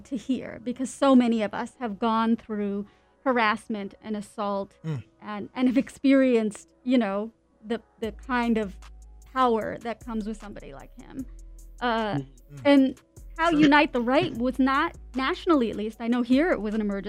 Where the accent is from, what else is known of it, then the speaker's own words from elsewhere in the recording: Canada; my parents immigrated from India. I'm a Canadian who moved around all over the place.